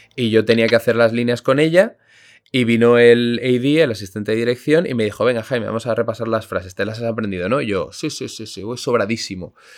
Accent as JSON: {"language": "Spanish", "country": "Spain", "said": "aunque no lo sepas porque mi, mi acento inglés es perfecto, soy español"}